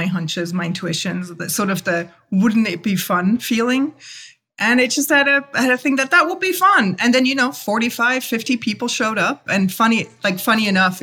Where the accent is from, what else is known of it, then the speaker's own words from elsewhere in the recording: Swiss Alps, Switzerland; moved away as an adult; now in New York City, United States; I grew up in the Swiss Alps. I'm a born and trained Swiss graphic designer.